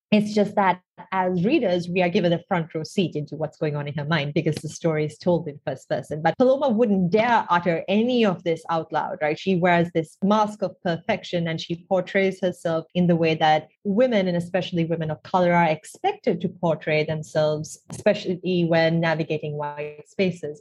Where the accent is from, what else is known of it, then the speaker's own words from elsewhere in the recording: Sri Lanka; I grew up in Sri Lanka. I still live here now.